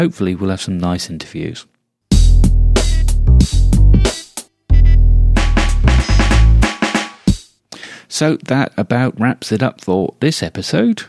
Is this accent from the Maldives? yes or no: no; United Kingdom; being British